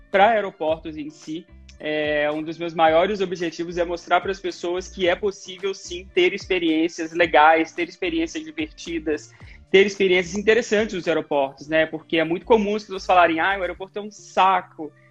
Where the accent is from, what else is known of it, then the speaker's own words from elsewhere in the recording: Muriaé, Minas Gerais, Brazil; born there; inclusive eu nasci